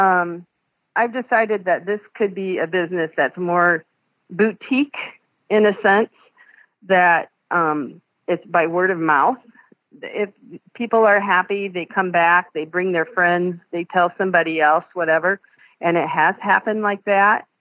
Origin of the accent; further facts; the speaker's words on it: Pioneer, Ohio, United States; moved away as an adult; also born or lived in Fort Wayne, Indiana; I'm originally from Pioneer, Ohio